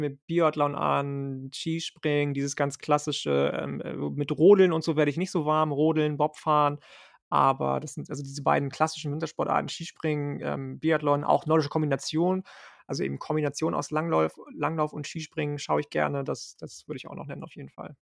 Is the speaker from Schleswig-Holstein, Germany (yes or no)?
yes; Lübeck, Schleswig-Holstein, Germany; in Lübeck geboren und aufgewachsen